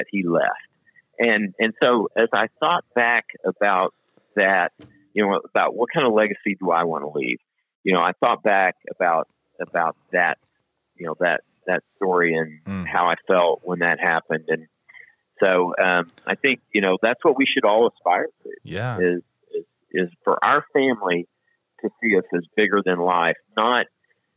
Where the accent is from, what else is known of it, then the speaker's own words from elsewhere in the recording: Dallas, Texas, United States; also born or lived in Toledo, Texas; now in Texas, United States; I grew up in Dallas.